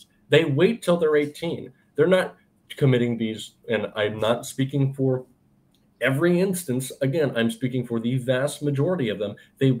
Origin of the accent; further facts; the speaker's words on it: Florida, United States; I'm from Florida